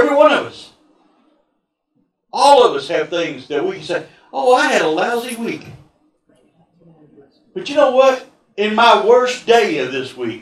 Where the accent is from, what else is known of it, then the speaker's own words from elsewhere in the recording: Texas, United States; I'm from Texas